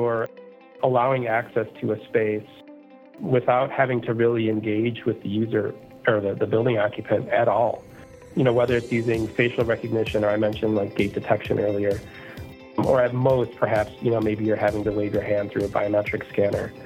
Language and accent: English; Chicago, Illinois, United States; I was born and raised in the Chicago area in Illinois in the U.S.